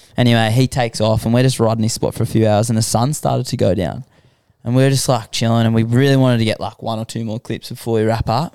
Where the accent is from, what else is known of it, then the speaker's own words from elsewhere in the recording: Sydney, New South Wales, Australia; I grew up in Western Sydney